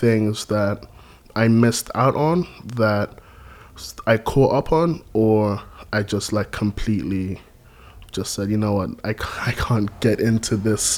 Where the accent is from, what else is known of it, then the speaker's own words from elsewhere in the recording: London, United Kingdom; also born or lived in Gambia; I was born in London. I lived in London until I was 7.